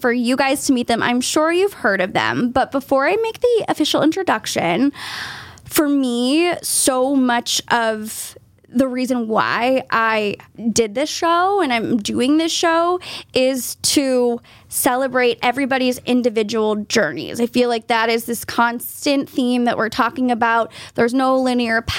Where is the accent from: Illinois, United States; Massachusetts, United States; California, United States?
Massachusetts, United States; South Shore; I'm a South Shore girl